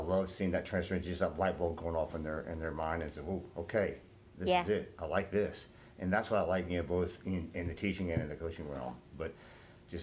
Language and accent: English; Herndon, Virginia, United States; So I wasn't born here, but I was born in West Virginia, but moved here back in 1972.